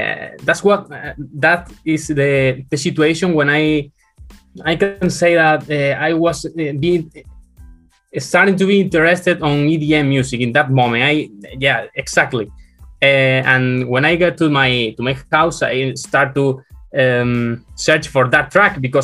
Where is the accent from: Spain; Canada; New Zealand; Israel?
Spain; I'm from Spain.